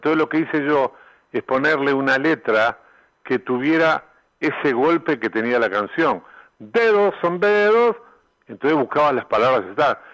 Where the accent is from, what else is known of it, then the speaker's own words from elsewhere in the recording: Uruguay; moved away as an adult; also born or lived in Argentina / Mexico; yo vine a Uruguay cantidad de veces, estuve 23 años afuera y venía a tocar acá